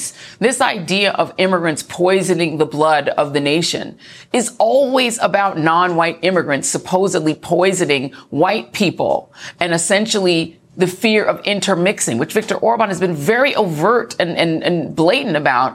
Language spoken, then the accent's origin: English; New York City, New York, United States; I was born in Brooklyn